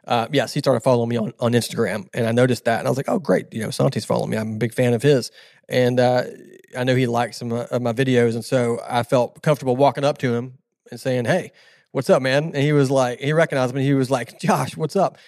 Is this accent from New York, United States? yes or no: no; Southern California, United States; now in Tennessee, United States; I'm from Southern California originally